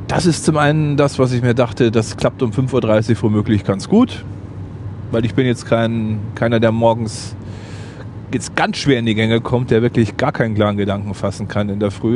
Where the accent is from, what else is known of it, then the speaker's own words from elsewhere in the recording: Bad Aibling, Bavaria, Germany; Ich lebe in Bad Aibling im schönen Oberbayern.